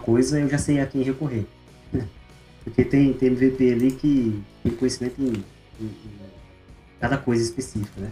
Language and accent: Portuguese; interior of São Paulo, Brazil; moved away as an adult; also born or lived in Ribeirão Preto / Florianópolis; now in Maringá, Brazil; Eu sou do interior de São Paulo